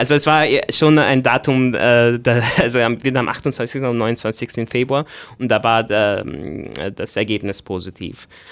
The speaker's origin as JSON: {"language": "German", "country": "Egypt", "moved": "yes", "lives_now": "Austria", "said": "ich bin äh, ursprünglich aus Ägypten, ähm, ich bin mittlerweile Österreicher"}